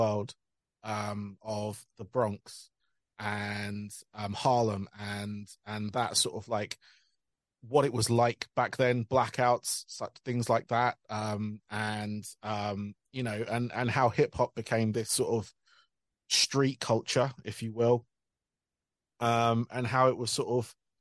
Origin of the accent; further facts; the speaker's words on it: United Kingdom; being British